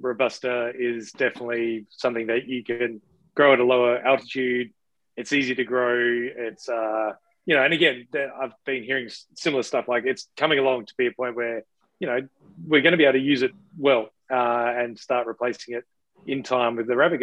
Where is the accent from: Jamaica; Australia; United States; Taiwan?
Australia; now in Canada; something we grew up with in Australia